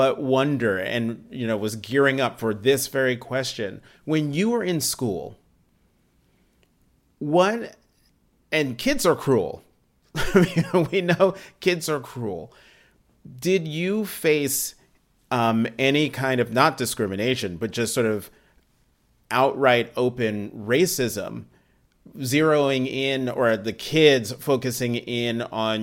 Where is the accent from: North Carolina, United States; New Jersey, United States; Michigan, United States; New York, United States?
New Jersey, United States; Hazlet; being a Black kid growing up in New Jersey, you know, in Hazlitt, New Jersey.